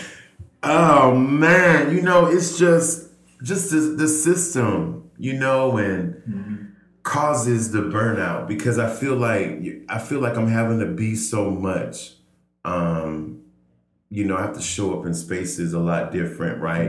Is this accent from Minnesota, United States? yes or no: no; Georgia, United States; moved away as an adult; now in Oakland, United States; a fellow native son of Georgia